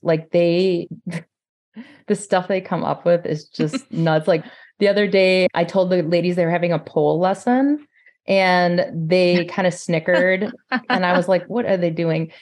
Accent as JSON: {"language": "English", "town": "Forest Lake", "region": "Minnesota", "country": "United States", "said": "I'm from Forest Lake, Minnesota."}